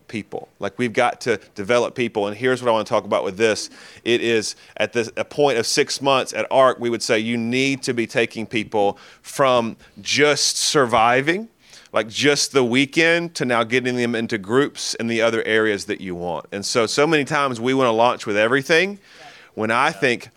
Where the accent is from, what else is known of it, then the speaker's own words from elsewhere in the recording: Birmingham, Alabama, United States; I'm from Birmingham. This is my hometown.